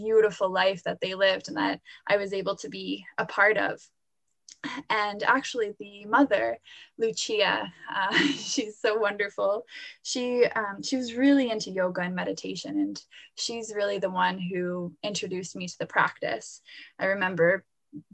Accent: Halifax, Nova Scotia, Canada; also born or lived in Florence, Italy; I was born and raised in Halifax, Nova Scotia here

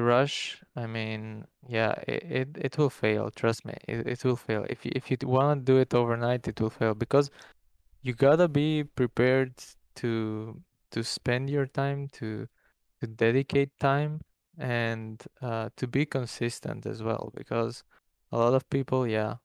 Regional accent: North Macedonia; in my country, by the way, I'm from Macedonia. It's a small country in Europe

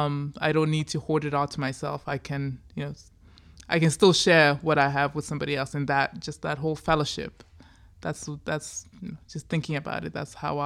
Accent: Zimbabwe; I'm just thinking about like my own background. You know, growing up in Zimbabwe, right?

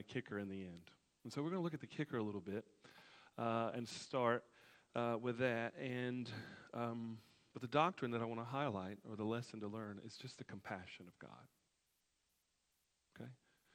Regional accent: Alabama, United States; my home state, Alabama

